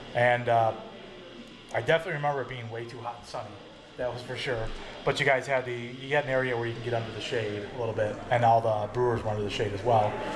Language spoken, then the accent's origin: English; Mundelein, Illinois, United States; Mundelein is actually my hometown. I grew up in Mundelein, right Mundelein High School